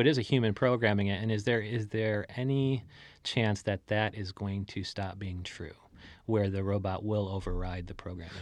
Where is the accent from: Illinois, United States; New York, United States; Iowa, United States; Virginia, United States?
Illinois, United States; Chicago; Chicago, I'm from Chicago